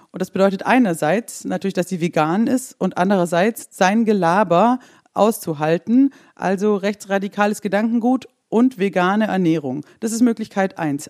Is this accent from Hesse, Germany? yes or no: no; Swabia, Baden-Württemberg, Germany; ich bin ja ähm, aus dem Schwabenländle